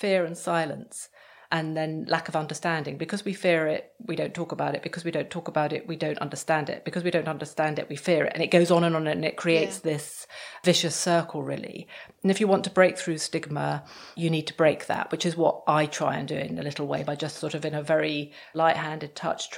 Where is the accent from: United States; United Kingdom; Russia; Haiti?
United Kingdom; we're British